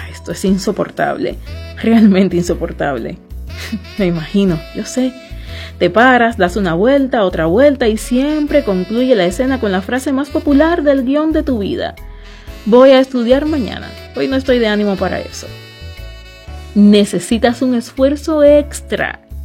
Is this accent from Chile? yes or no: no; Cuba; Somos gente de Cuba